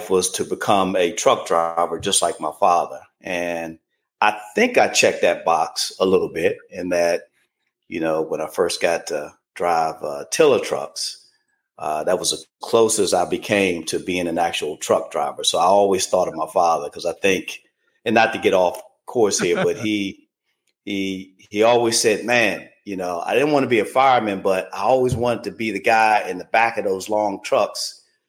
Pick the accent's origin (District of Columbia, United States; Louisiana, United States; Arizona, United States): District of Columbia, United States; Washington; I was born in Washington, D.C., born and spent, you know, the first handful of years in D.C.